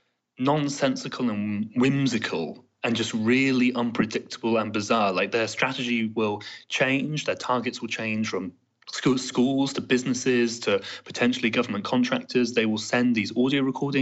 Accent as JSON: {"language": "English", "country": "United Kingdom", "said": "as a Brit"}